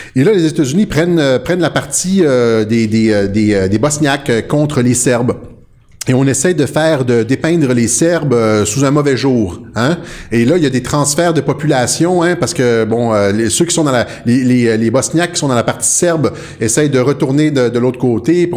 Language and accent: French; Quebec, Canada; chez nous au Québec